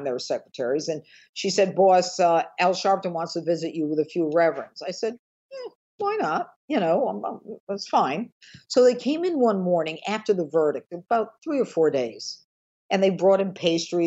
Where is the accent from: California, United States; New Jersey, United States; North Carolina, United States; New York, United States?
New York, United States; Elmira; now in Westchester, United States; I grew up in a small town in upstate New York